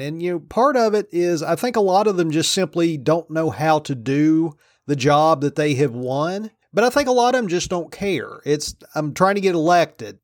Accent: Virginia, United States; moved away; my home state of Virginia

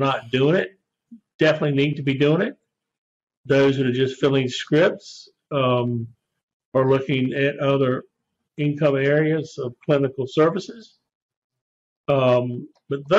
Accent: Raleigh, North Carolina, United States; also born or lived in Blacksburg, Virginia; now in Edenton, United States; came back to my hometown of Raleigh, where I grew up

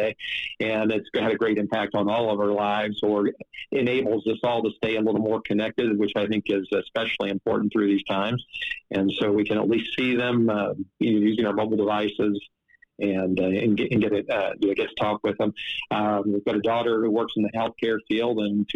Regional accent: Southwest Ohio, United States; I grew up in Southwest Ohio. I grew up a farm kid.

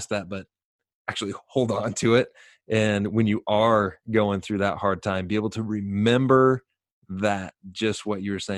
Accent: Sacramento, California, United States; I grew up in Sacramento

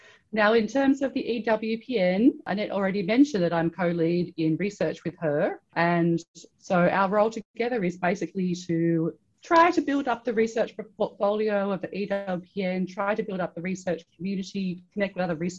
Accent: Australia; I'm originally from Australia. I did a PhD in anthropology at the University of Sydney in Australia.

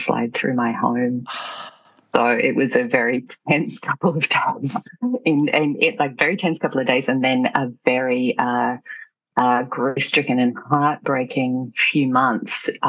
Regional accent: Australia; landed back in my hometown

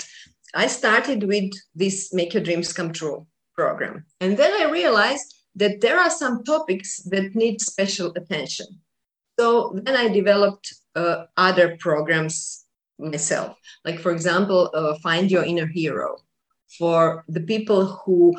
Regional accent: Croatia; I was doing buildings only around Croatia, because I'm from Croatia.

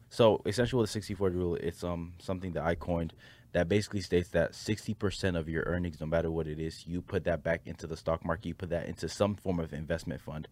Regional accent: Nigeria; I'm a Nigerian

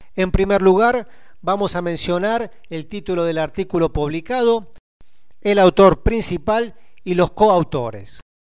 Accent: Argentina; soy argentino

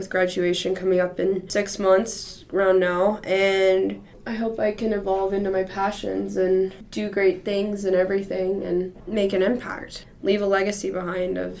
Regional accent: Houston, Texas, United States; moved away as an adult; now in Boulder, United States; I'm from Houston, Texas, and I am currently a senior at SU Boulder

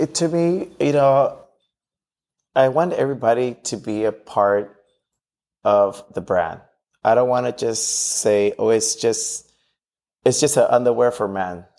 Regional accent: Los Angeles, California, United States; growing up in Watts

